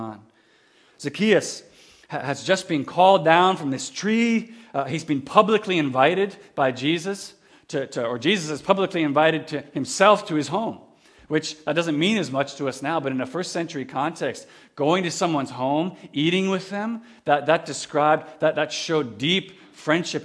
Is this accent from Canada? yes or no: yes; Kamloops, British Columbia, Canada; also born or lived in Campbell River; When I was 5 years old, we moved from Campbell River to Kamloops, where I grew up most of my life